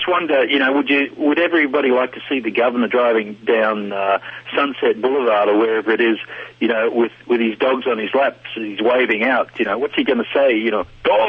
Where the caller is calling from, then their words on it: Australia; It's costing me a lot of money. I'm calling from Australia.